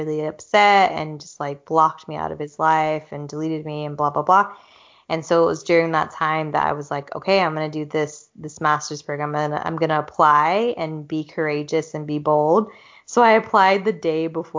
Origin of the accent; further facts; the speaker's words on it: the South, United States; moved away as an adult; now in Europe; growing up in the South, where racism is still a very, very big issue